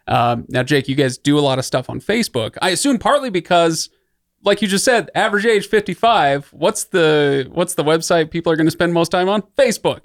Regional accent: Utah, United States; also born or lived in Idaho; I grew up in Utah and Idaho

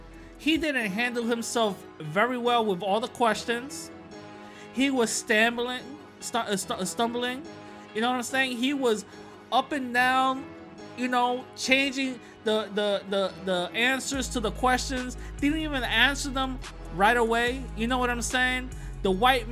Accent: New York City, New York, United States; I am a New Yorker, okay? I am a New Yorker. I'm from the Bronx. I'm in the Bronx

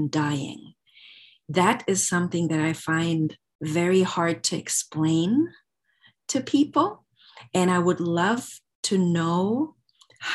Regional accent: Germany; now in United States; I'm from Germany originally

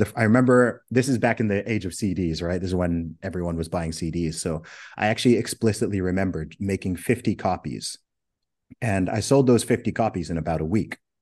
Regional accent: Saudi Arabia; moved away; also born or lived in Oxford, United Kingdom; did a couple of gigs in my hometown in Saudi Arabia

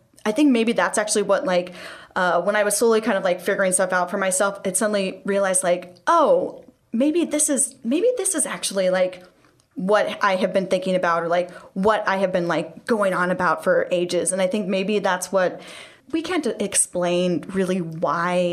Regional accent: California, United States; moved away; I'm originally from California.

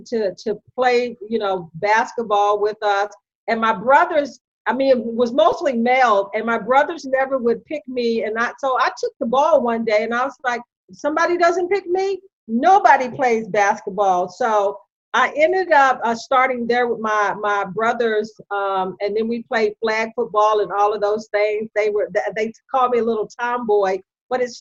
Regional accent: West Virginia, United States; moved away; I'm from West Virginia originally.

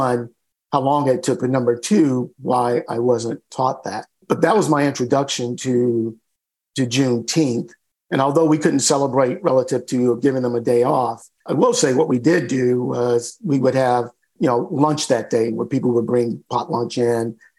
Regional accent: North Carolina, United States; moved away as an adult; also born or lived in Houston, Texas; I grew up in North Carolina in the South in the 50s, 60s, and 70s

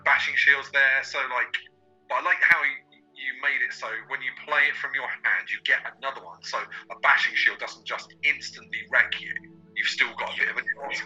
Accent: Crawley, South East England, United Kingdom; moved away; when I was in my hometown of Crawley

